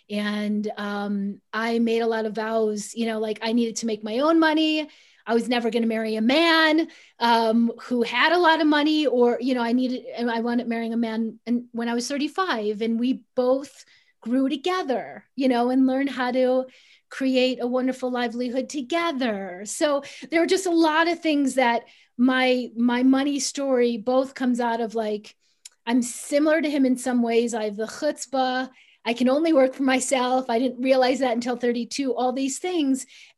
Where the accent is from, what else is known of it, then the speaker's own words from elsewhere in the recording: Chicago, Illinois, United States; I grew up middle class in Chicago